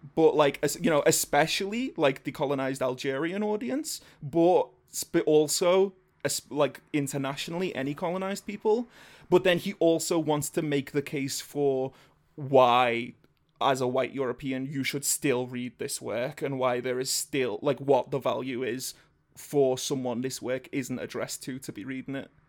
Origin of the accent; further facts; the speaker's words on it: England, United Kingdom; I'm one of the white English.